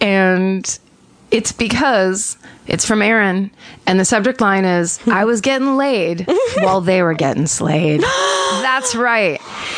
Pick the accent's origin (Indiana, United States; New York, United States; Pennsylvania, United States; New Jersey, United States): Pennsylvania, United States; Lititz; I grew up in Lititz, Pennsylvania